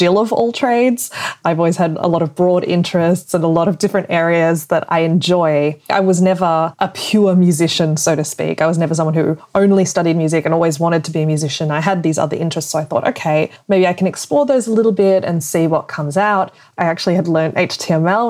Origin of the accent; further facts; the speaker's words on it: Australia; moved away as an adult; now in Germany; I'm originally from Australia, but I live now in Germany.